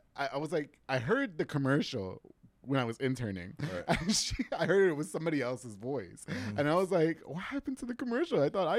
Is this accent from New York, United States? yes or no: yes; New York, United States; Okay, yeah, I didn't grow up here, so that, yeah. Oh, okay. You know, I'm from New York. We watched 8 Mile, and we all thought we were rappers.